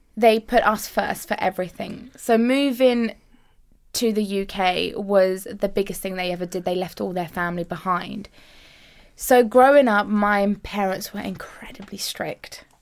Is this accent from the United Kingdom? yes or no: yes; United Kingdom; I actually, um, immigrated to the U K when I was five years old